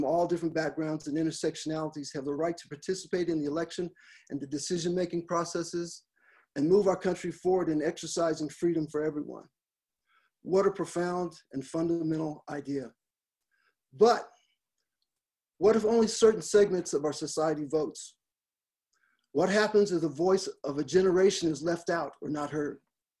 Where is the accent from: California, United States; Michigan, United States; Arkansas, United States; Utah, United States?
California, United States; Los Angeles; born there; also born or lived in Frankfurt / Minot / Roswell; I was born in Los Angeles, California, and grew up in a military family environment, living in Frankfurt, Germany, Minot, North Dakota, and finally retiring in the great metropolis of Roswell, New Mexico.